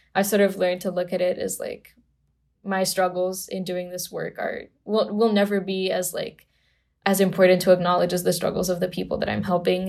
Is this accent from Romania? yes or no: yes; Romania; also born or lived in Bucharest; I grew up in Romania in a very normal Romanian family